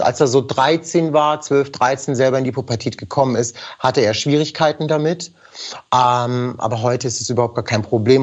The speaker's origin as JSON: {"language": "German", "country": "Germany", "tie": "born or raised there", "first_language": "German", "said": "ich bin hier geboren, ich bin hier aufgewachsen, Deutsch ist meine, mitunter meine Muttersprache"}